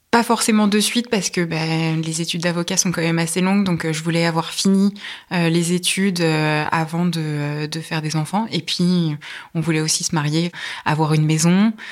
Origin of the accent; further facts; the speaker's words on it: Le Perray-en-Yvelines, Île-de-France, France; Alors j'ai grandi euh, pas très loin d'ici, à proximité de Rambouillet. Je suis née à Rambouillet et j'ai vécu au Père en Yvelines. J'ai fait euh, mon lycée à Rambouillet.